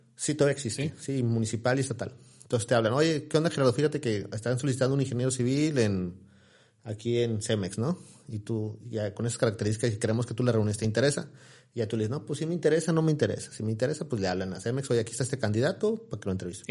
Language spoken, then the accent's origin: Spanish; Ciudad Victoria, Tamaulipas, Mexico; soy de soy de aquí de Ciudad Victoria, orgullosamente. Mis raíces son de Ocampo, Tamaulipas, mi familia es de allá. Yo, nací aquí en, Ciudad Victoria hace 40 años ya.